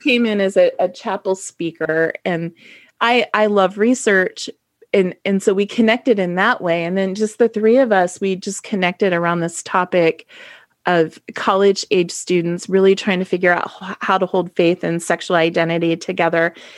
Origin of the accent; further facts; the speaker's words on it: Ohio, United States; I'm from Ohio